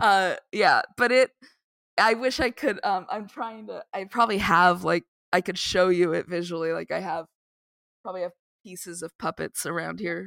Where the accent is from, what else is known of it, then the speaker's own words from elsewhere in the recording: Tucson, Arizona, United States; moved away; I was from Arizona, I grew up in Tucson